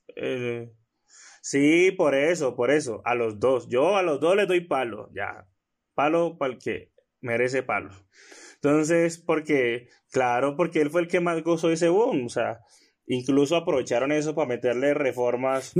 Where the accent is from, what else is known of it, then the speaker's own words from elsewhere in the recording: Colombia; como colombianos